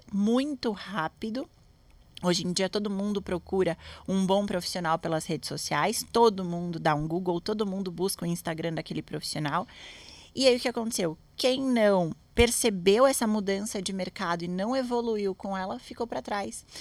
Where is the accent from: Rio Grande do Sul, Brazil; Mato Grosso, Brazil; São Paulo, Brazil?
São Paulo, Brazil; Santos; eu sou de Santos